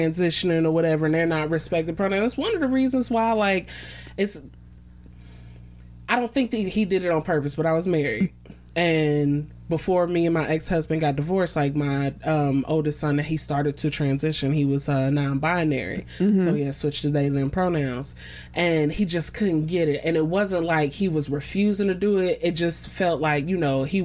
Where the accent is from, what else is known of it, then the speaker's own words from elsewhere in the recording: Cincinnati, Ohio, United States; also born or lived in Plainfield, New Jersey; I was raised in Cincinnati.